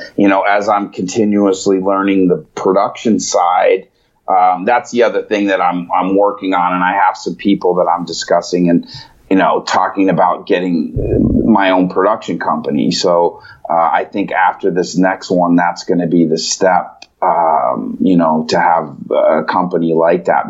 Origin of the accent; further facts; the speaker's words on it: Chicago, Illinois, United States; I was born in Chicago